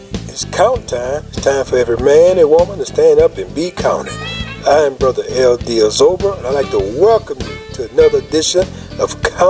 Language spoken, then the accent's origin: English; Franklin, Louisiana, United States; moved away; my hometown of Franklin.